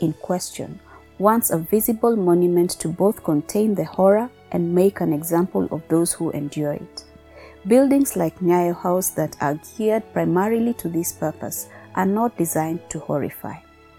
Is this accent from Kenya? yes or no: yes; Nairobi, Kenya; Growing up in Nairobi in the 1990s, I remember being advised to walk past the building quickly in case a body was falling.